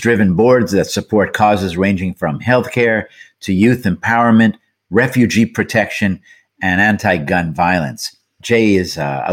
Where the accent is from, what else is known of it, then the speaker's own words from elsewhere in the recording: Montreal, Quebec, Canada; that, of course, is Montreal, where we're both from